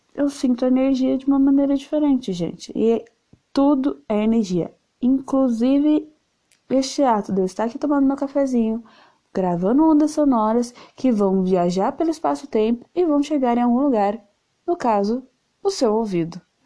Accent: São Paulo, Brazil; eu sou de São Paulo, eu moro numa ilhota

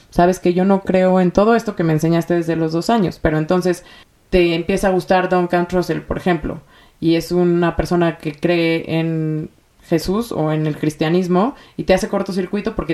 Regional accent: Mexico City, Mexico; born there; tengo 33 años y em, nací en la Ciudad de México, eh, dentro de una familia judía que pertenece, bueno, más bien, que viene de Alepo, Siria.

